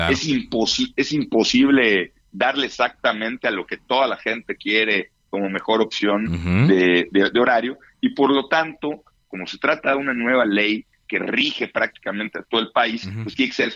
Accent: Yucatán, Mexico; yo soy yucateco y en Yucatán amanece y anochece unos 45 minutos antes de la Ciudad de México.

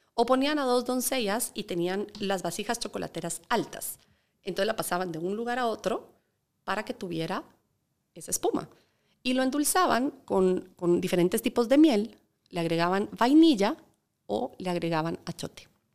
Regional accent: Guatemala; representando Guatemala

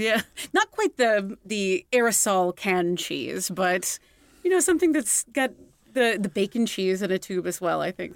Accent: United States; as an American

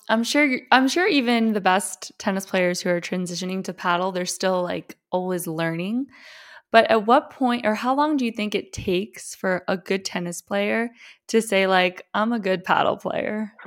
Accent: Miami, Florida, United States; growing up in Miami

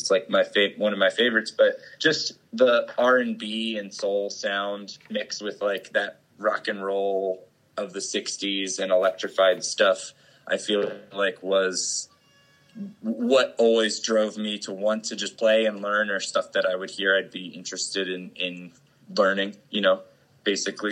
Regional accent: Lambertville, New Jersey, United States; moved away as an adult; also born or lived in Trenton, New Jersey / Ewing, New Jersey / Philadelphia, Pennsylvania / Joshua Tree, California; I was born in Trenton and uh, lived uh, outside of Trenton in mm. Ewing for a while, and then uh, moved to uh, like Lambertville, New Jersey. Jersey, outside of Lambertville for the majority of like my formative years

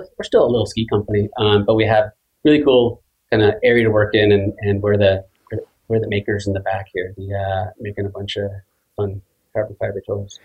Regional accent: Seattle, Washington, United States; I grew up loving skiing in Seattle

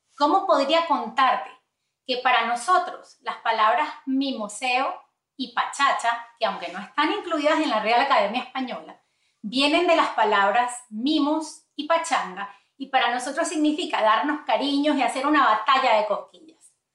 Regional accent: Venezuela; first language Spanish; now in United States; de ahí venimos nosotros de Venezuela

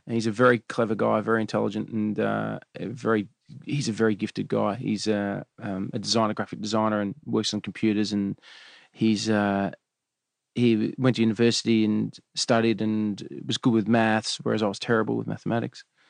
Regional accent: Melbourne, Victoria, Australia; We grew up in Eltham, which is in Melbourne

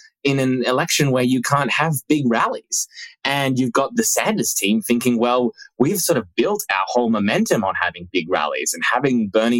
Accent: Australia; moved away; my home country of Australia

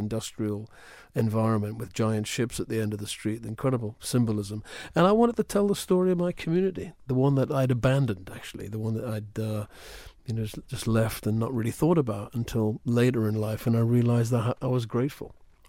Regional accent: Wallsend, North East England, United Kingdom; I was brought up in a place called Wallsend, which is halfway between the North Sea and Newcastle on Tyneside. It was a shipyard town. I was born within spitting distance of that shipyard.

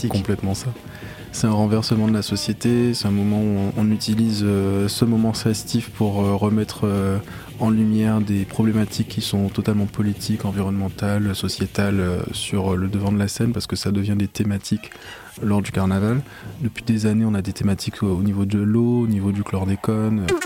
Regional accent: Saint-Claude, Guadeloupe; moved away; also born or lived in Paris; je suis né à Paris de parents guadeloupéens. Ils sont rentrés en Guadeloupe, je crois que j'ai un peu plus d'un an. Donc j'ai vécu 17 ans en Guadeloupe dans la région de Basse-Terre, à Saint-Claude

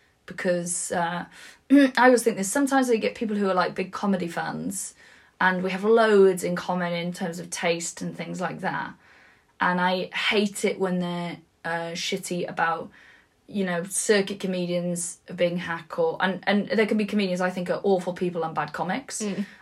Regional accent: Wales, United Kingdom; I used to just say like I'm Welsh. It was like sort of my opening thing

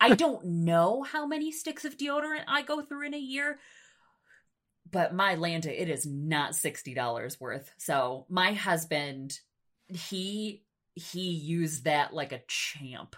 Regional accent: New York, United States; moved away as an adult; now in Nebraska, United States; my home state of New York

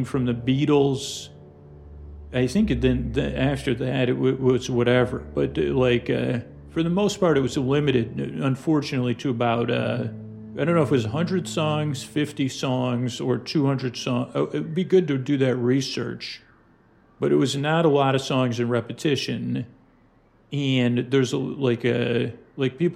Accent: Syracuse, New York, United States; moved away; growing up in Syracuse

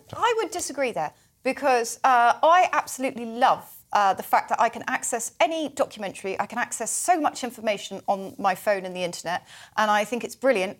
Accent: Somerset, South West England, United Kingdom; accent: Somerset; my Somerset accent

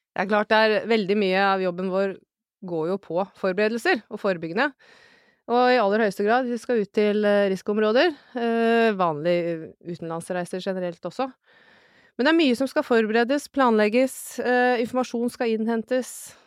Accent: Elverum, Innlandet, Norway; moved away as an adult; also born or lived in Kjøllefjord, Finnmark / Kirkenes; Jeg er ei bondejente fra Elverum, der er jeg vokst opp med å bære høyballer og spille håndball.

